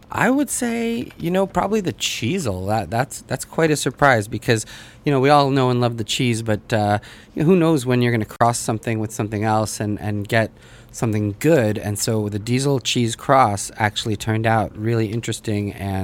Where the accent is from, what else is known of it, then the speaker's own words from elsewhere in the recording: United States; also born or lived in Russia; I speak it with my family and things like that. I was born there, but I really grew up here in the U.S., came over when I was 3 years old. So my accent and my pronunciation and all of those things probably aren't 100%.